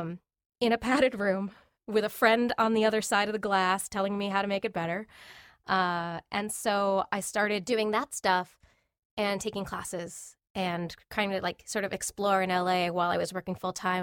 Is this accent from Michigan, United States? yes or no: no; Long Island, New York, United States; I grew up, uh, in a little town on Long Island